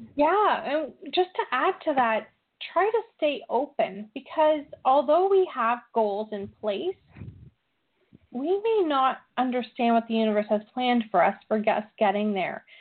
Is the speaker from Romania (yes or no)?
no; Canada; I'm very Canadian.